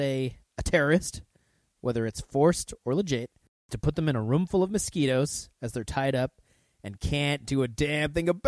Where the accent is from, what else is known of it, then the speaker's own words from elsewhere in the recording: United States; I'm just an American.